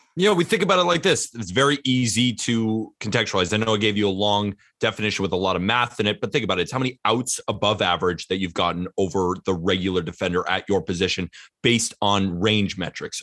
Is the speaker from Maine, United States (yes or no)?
no; California, United States; I'm from California